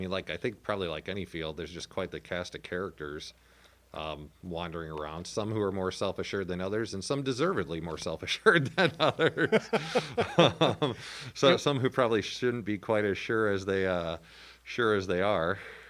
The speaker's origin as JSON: {"language": "English", "town": "Albers", "region": "Illinois", "country": "United States", "tie": "born or raised there", "said": "So I grew up in Albers, which is the sign driving into town said 650. when I moved out. It has since experienced a boom in the form of 2 to 3 new subdivisions, so it's now up to like 1,000 people."}